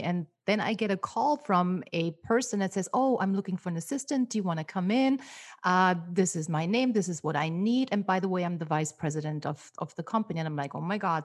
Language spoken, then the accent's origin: English; Austria; first language German; English is a second language; moved away as an adult; now in Los Angeles, United States; I grew up in Austria, so my native tongue is, uh, German.